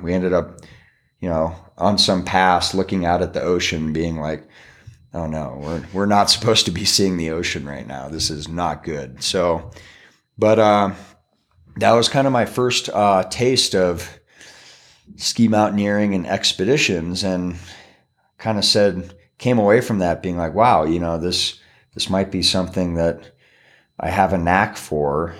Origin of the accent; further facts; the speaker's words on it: McCall, Idaho, United States; McCall, my hometown